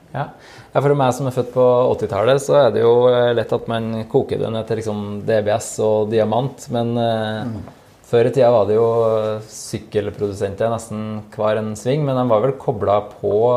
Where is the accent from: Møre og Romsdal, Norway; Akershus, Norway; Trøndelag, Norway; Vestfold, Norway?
Trøndelag, Norway; Steinkjer; så kommer jeg fra Steinkjer sjøl